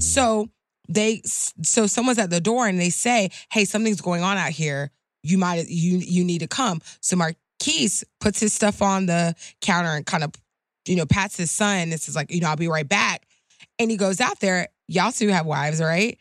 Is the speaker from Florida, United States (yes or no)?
yes; Clearwater, Florida, United States; born and raised in Florida, born and raised in South, and very proud of that fact